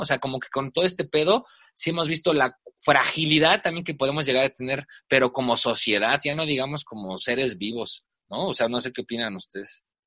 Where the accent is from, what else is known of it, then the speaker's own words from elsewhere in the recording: Mexico; nuestra propia sociedad inmediata como la mexicana